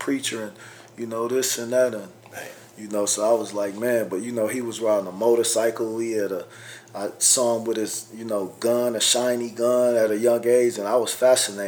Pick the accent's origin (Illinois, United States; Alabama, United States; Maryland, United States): Illinois, United States; Bellwood; also born or lived in Chicago, Illinois; I lived in Bellwood 10 years of my life. But I was born in Cook County Hospital. Raised on Ferdinand and Avers, then Chicago Avenue in Mayfield. When I was 5 and a half, we moved to Bellwood. When I was 14, they kicked me out